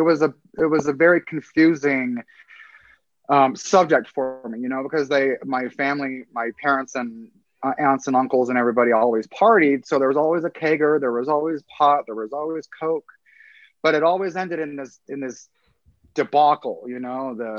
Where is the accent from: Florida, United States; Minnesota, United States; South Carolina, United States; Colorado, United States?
Colorado, United States; Pueblo; I'm a native of Colorado. I was born in Pueblo, Colorado, 1975.